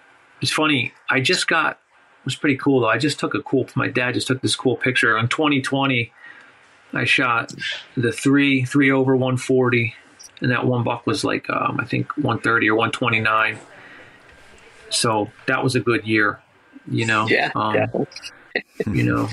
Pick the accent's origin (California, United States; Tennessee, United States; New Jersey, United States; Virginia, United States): New Jersey, United States; Hainesport; I grew up in the Pine Barrens, you know, in our public land.